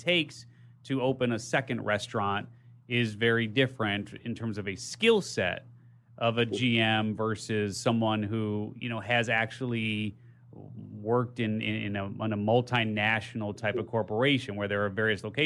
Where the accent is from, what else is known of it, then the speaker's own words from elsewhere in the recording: Chicago, Illinois, United States; I'm from Chicago